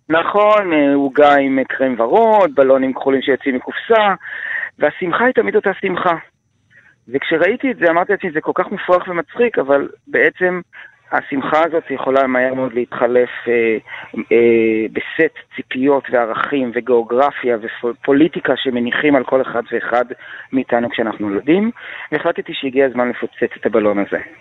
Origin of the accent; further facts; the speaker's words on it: Israel; אני קודם כל ישראלי.